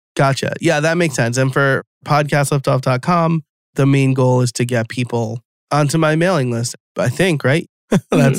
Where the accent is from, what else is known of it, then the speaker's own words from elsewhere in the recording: New York, United States; I'm from New York.